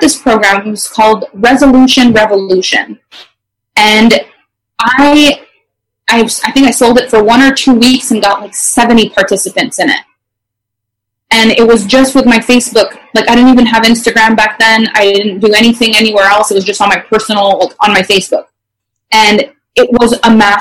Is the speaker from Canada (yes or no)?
yes; Canada; first language French; English is a second language; I actually am French Canadian, so English is my second language